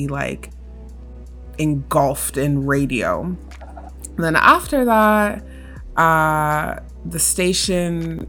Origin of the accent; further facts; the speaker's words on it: Canada; I was born and raised in Canada